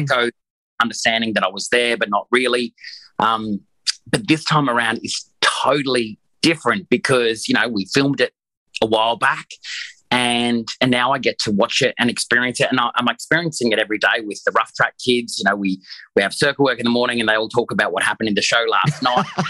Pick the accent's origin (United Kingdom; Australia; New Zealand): Australia; Queensland; I'm a Queenslander